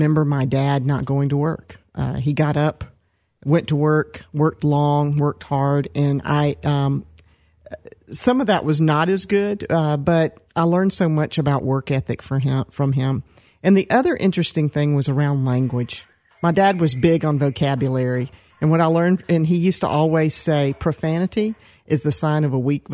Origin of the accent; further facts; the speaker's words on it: Decatur, Georgia, United States; also born or lived in Atlanta, Georgia / Stone Mountain, Georgia; I was born in Atlanta, and I grew up, first of all, in Decatur, Georgia, which was a medium-sized town. And later we were moving to the suburbs out a little further to Stone Mountain